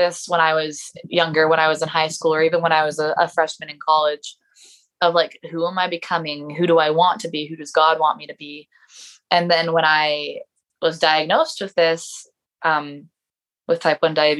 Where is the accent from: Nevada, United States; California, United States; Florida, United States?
Nevada, United States; Mesquite; now in St. George, United States; my dad drove me up here to St. George because we are from Mesquite.